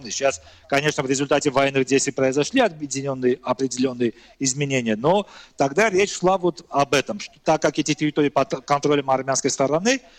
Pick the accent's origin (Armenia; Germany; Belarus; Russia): Armenia; ну вот я как армянин считаю, это часть, э, эти земли часть исторической территории Армении.